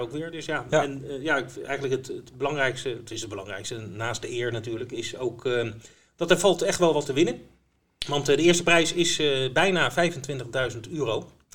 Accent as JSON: {"language": "Dutch", "country": "Netherlands", "said": "wij eh, Nederlanders"}